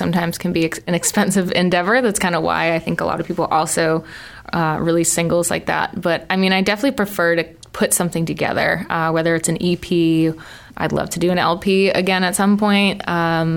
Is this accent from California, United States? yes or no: no; Massachusetts, United States; moved away as an adult; now in Providence, United States; grew up in Massachusetts.